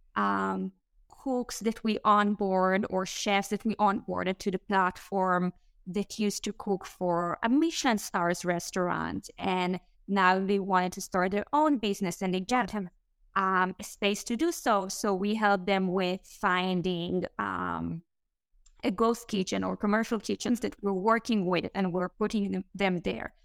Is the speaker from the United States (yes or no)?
no; Israel; English is a second language; moved away as an adult; Israel. I grew up there.